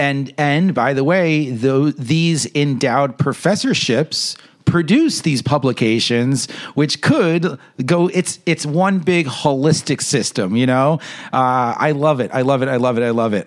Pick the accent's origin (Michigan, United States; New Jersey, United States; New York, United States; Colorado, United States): New York, United States; I'm a New Yorker